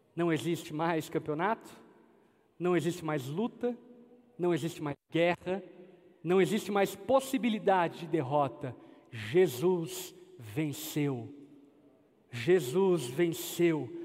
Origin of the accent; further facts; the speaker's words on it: Brazil; nossa como brasileiros